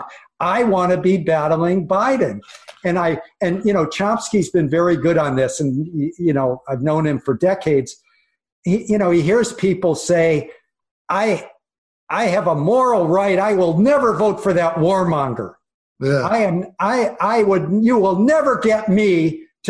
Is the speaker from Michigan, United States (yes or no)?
yes; Michigan, United States; moved away; I grew up in Michigan, I wish I was still there